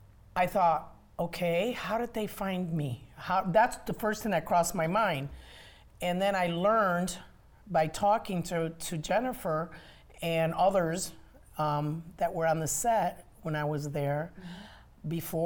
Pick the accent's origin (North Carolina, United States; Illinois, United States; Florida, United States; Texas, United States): Illinois, United States; Chicago; I'm originally from Chicago.